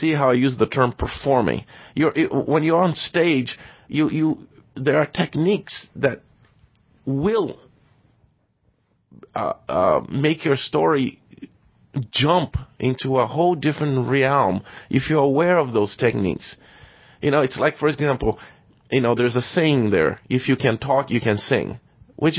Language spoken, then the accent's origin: English; Brazil; moved away as an adult; I was born and raised in Brazil